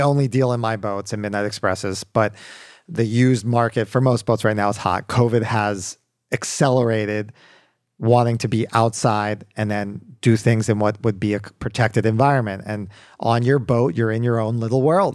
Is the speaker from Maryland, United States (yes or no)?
yes; Baltimore, Maryland, United States; moved away as an adult; also born or lived in Wellesley, Massachusetts; now in Miami, United States; born and raised in Baltimore, Maryland. Uh, lived there till I was eighteen